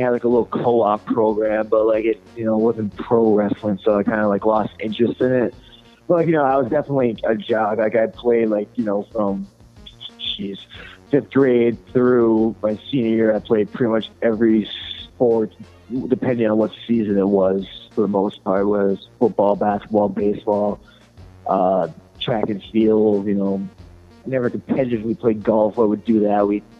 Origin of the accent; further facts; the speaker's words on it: Crystal Falls, Michigan, United States; My hometown is Crystal Falls.